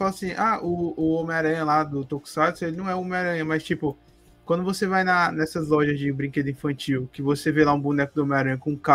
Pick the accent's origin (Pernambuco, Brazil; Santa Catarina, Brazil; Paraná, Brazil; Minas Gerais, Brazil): Paraná, Brazil; Sim, eu sou do Paraná o Paraná.